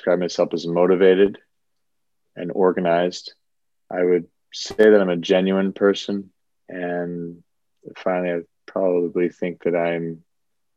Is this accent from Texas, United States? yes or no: yes; Dallas, Texas, United States; moved away as an adult; also born or lived in Boston, Massachusetts / Ohio / Washington, D.C.; now in New York City, United States; I moved to Dallas, Texas at the age of 7 and really grew up a Texan